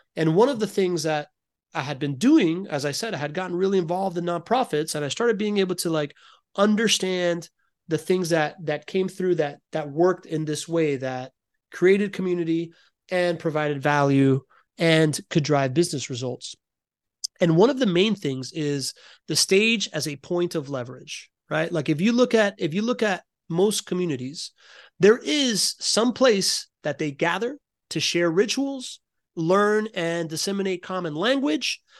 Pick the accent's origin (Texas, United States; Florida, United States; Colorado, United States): Florida, United States; Miami; I grew up in Miami in the nineties